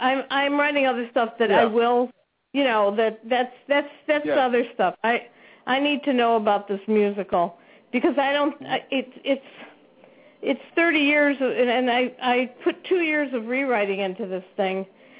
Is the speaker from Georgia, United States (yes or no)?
no; Chicago, Illinois, United States; Yeah, I'm from Chicago.